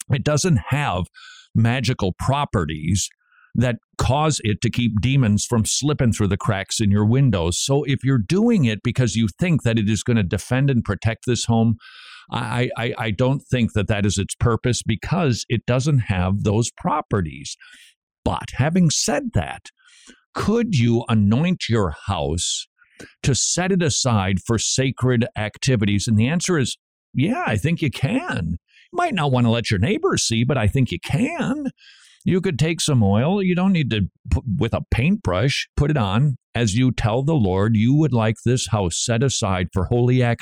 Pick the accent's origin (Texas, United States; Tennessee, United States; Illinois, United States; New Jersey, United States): Tennessee, United States; I'm from Tennessee.